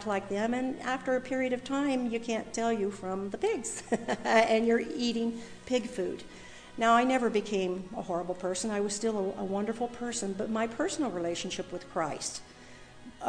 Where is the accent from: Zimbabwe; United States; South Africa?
United States; Covington; moved away; also born or lived in Washington; I was born and raised in Covington